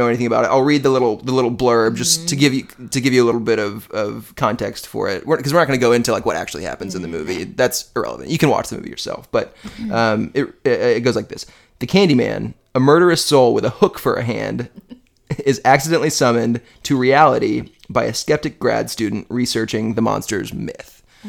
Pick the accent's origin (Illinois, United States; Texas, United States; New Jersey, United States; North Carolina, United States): Illinois, United States; Chicago; born there; And we lived in Chicago. I was born in Chicago.